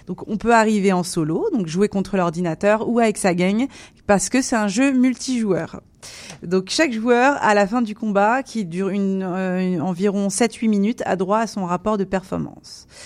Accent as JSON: {"language": "French", "region": "Grand Est", "country": "France", "said": "je suis de la Marne aussi, donc je suis du département 51."}